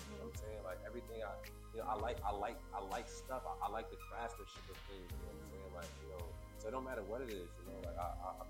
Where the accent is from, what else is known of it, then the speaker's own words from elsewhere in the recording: New Jersey, United States; I'm from Jersey, so you know, it's always a Jersey homies, always.